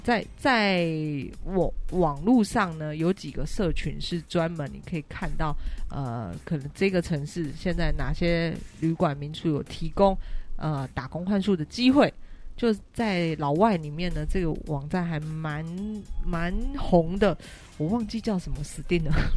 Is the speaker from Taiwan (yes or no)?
yes; Taiwan; 因为我是台湾人